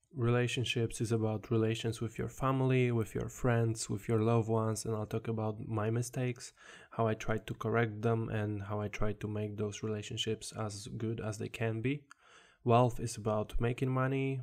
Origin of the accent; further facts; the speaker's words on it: Poland; English is a second language; now in England, United Kingdom; originally, I'm from Poland, as you can probably hear in my accent.